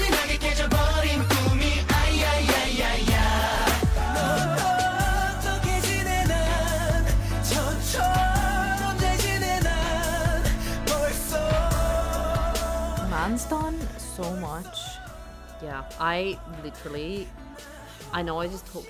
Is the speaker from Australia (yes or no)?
no; United Kingdom; accent: British; The British in me. When I'm like reading like this, my accent gets really like proper.